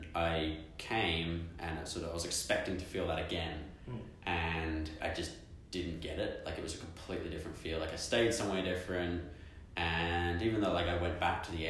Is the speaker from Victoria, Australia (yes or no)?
yes; Melbourne, Victoria, Australia; moved away as an adult; now in Taipei, Taiwan; I'm Australian. I come from Melbourne.